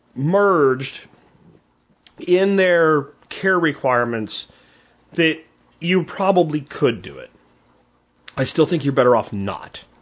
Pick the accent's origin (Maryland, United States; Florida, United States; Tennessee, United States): Florida, United States; Where I grew up in Florida